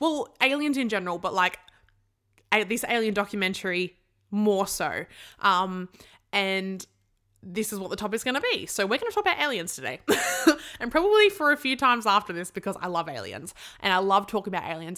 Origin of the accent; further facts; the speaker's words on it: Sydney, New South Wales, Australia; I'm from Sydney